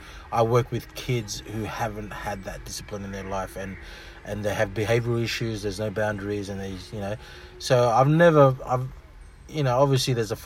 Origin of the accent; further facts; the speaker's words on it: Australia; first language Fijian; English is a second language; I was born here. My Fijian, I can't really speak fluent Fijian. I understand it, but it's interesting that I couldn't speak English until I was like 4 years old, 5 years old.